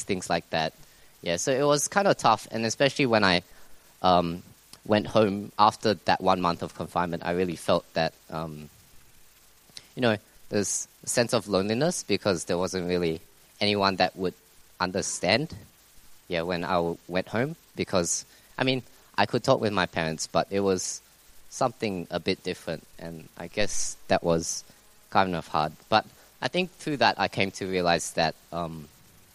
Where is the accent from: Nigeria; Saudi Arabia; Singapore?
Singapore; now in Melbourne, Australia; as a Singaporean, all males are required to go to Singapore to serve 2 years in army